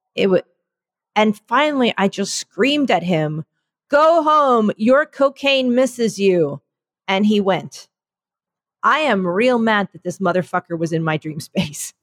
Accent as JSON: {"language": "English", "country": "United States", "said": "I'm the American in the family."}